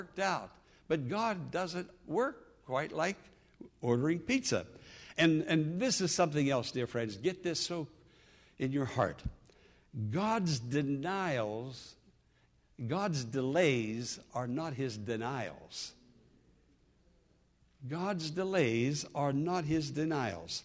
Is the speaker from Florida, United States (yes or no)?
no; Western Pennsylvania, United States; born or raised there; moved away